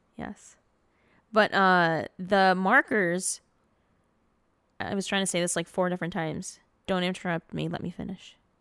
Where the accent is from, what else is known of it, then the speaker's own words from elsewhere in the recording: Dearborn, Michigan, United States; moved away; I grew up on Williamson Street in Dearborn.